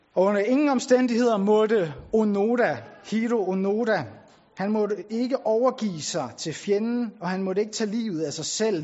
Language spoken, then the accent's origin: Danish; Bornholm, Capital Region of Denmark, Denmark; now in Tarm, Denmark; jeg er oprindelig fra Bornholm